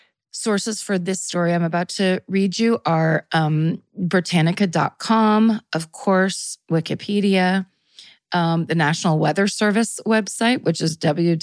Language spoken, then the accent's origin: English; California, United States; we're from California